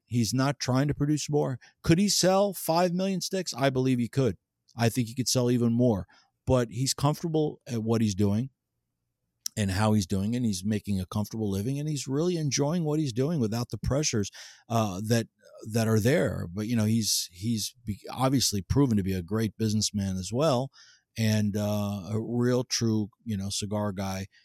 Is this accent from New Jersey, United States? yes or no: yes; New Jersey, United States; I grew up in New Jersey